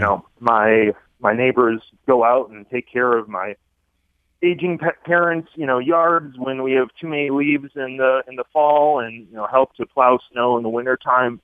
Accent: Southfield, Michigan, United States; moved away as an adult; I grew up in Southfield.

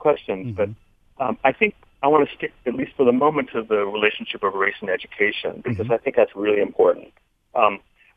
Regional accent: Farmington Hills, Michigan, United States; I grew up in Farmington Hills, too, for part of my childhood.

